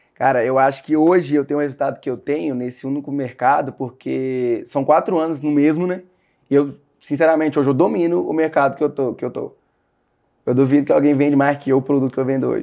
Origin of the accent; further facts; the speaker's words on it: Sete Lagoas, Minas Gerais, Brazil; now in Marília, Brazil; eu sou de Sete Lagoas, Minas Gerais. Hoje eu moro em São Paulo